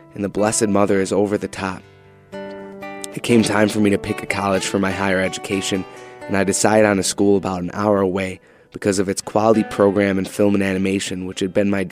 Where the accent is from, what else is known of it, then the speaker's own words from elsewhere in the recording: Buffalo, New York, United States; I grew up in Buffalo, New York